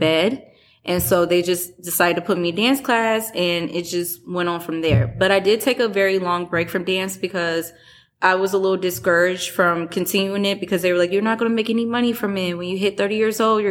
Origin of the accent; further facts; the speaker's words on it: Chicago, Illinois, United States; now in Michigan, United States; I'm from Chicago.